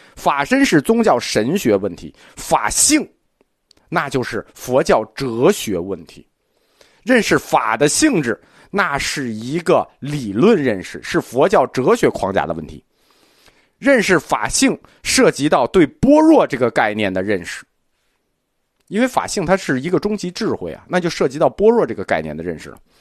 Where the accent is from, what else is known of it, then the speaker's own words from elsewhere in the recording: China; 我们中国人的信仰习惯